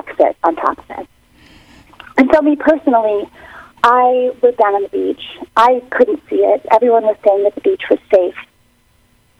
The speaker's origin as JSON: {"language": "English", "region": "Vermont", "country": "United States", "tie": "born or raised there", "also_born_or_lived": "Ohio", "said": "I grew up in Vermont. I'm from Ohio."}